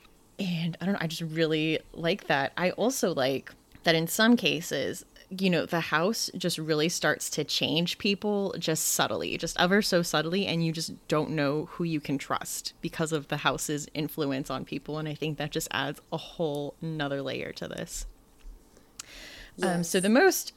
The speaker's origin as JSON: {"language": "English", "country": "United States", "said": "I think being American, sometimes like I don't think about other cultures"}